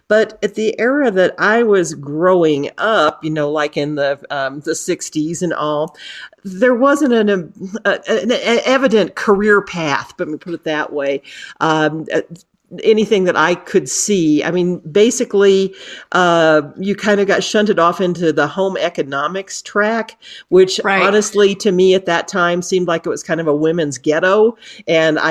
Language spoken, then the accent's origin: English; Illinois, United States; moved away; This was back in the Midwest. I'm from Illinois originally